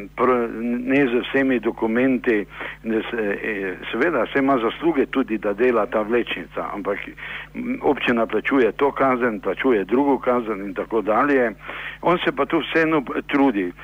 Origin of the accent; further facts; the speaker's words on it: Maribor, Slovenia; smo Mariborčani